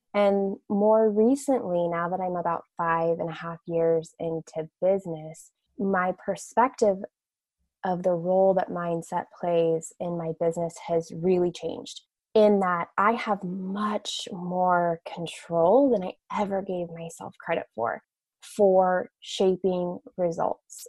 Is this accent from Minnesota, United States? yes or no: no; Westfield, Indiana, United States; I grew up in Westfield, Indiana, which is just north of Indianapolis, about 20 minutes in the Midwest. So I am a Midwestern girl.